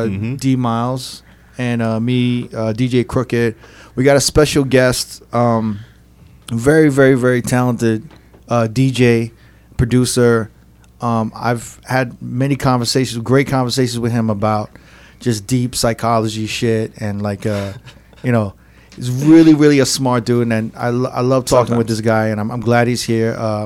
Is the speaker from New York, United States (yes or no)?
yes; New York, United States; I'm from New York, so I don't know Cali very well.